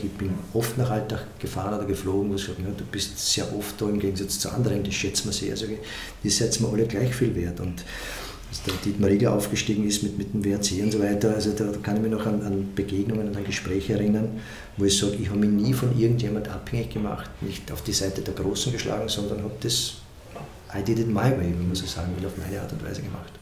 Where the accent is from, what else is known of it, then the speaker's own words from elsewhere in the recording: Stotzing, Burgenland, Austria; in einem kleinen Ort im Burgenland in Stotzing, wo ich immer gesagt habe, ich weiß, wo ich herkomme